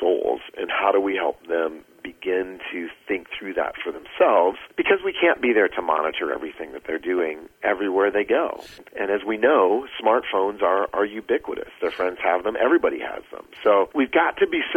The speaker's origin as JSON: {"language": "English", "region": "Iowa", "country": "United States", "tie": "born or raised there", "said": "I grew up in Iowa"}